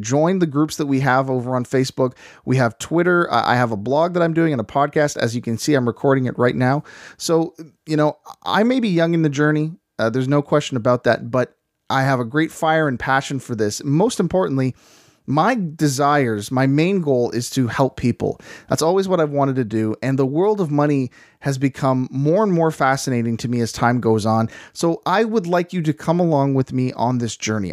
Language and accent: English; Canada; we are from the Great White North